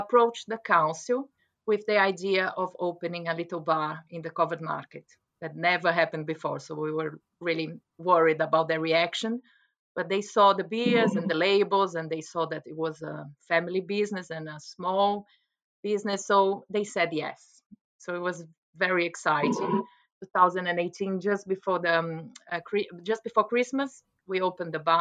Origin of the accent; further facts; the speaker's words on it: Brazil; moved away as an adult; also born or lived in London, England / West Oxfordshire, England; now in Oxfordshire, United Kingdom; I'm from Brazil